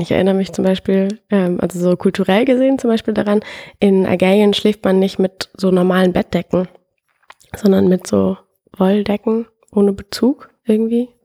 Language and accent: German; Frankfurt am Main, Hesse, Germany; now in Berlin, Germany; ich komme trotzdem aus Frankfurt und mein Papa kommt aus Nordafrika